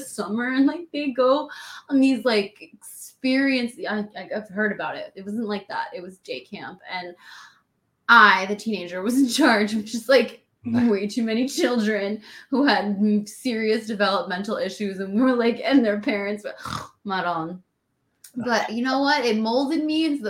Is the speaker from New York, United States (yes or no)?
yes; New York City, New York, United States; I grew up in the Bronx